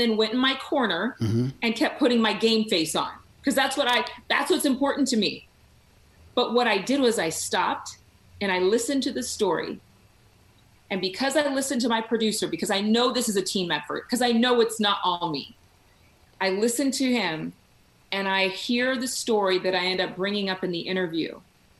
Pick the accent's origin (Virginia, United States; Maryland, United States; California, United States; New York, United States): California, United States; Sacramento; moved away; also born or lived in Texas; I was raised in Sacramento, or outside of Sacramento